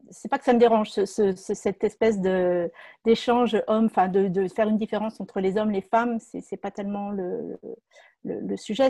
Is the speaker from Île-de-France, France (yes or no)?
yes; Moret-sur-Loing, Île-de-France, France; je suis originaire de Moret-sur-Loing en Seine-et-Marne